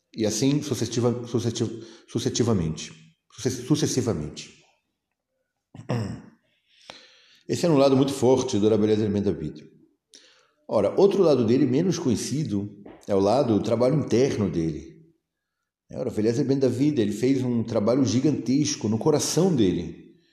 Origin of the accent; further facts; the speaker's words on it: Brazil; moved away as an adult; eu, como brasileiro, né? fiquei, no, fiquei no Brasil. É, toda a minha infância, adolescência, começo da vida adulta